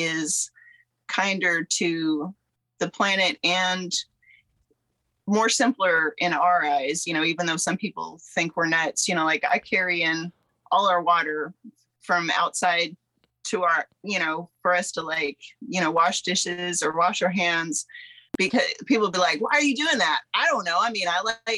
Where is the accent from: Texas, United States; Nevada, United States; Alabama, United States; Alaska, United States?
Alaska, United States; Southeast; moved away; also born or lived in Kentucky; I'm from Southeast Alaska originally and grew up there